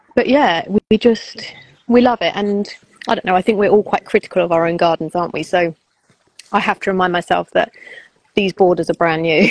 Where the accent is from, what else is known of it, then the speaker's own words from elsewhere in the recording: United Kingdom; we're British